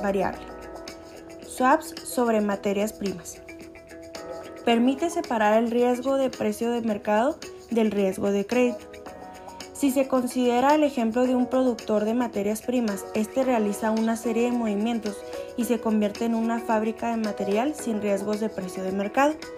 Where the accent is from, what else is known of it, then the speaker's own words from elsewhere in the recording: Chihuahua, Mexico; Soy de Chihuahua, Chihuahua